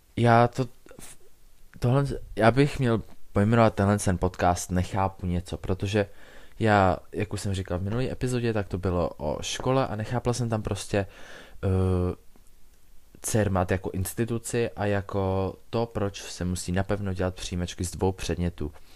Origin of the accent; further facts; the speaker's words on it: Czechia; jsem se narodil v České republice a v roce dva tisíce šest